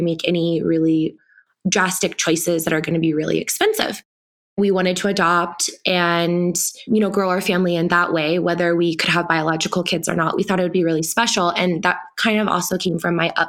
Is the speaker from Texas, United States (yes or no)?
yes; Texas, United States; now in Colorado, United States; I am white, born and raised in Texas and then moved to Colorado